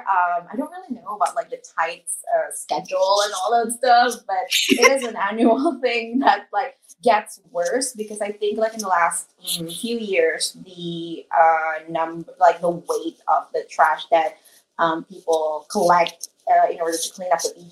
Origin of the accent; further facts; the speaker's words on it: Singapore; As a Singaporean, it's